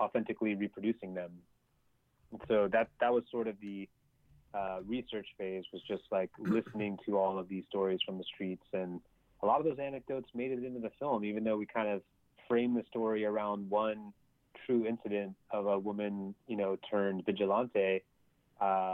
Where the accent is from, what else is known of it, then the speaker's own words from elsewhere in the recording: United States; as an American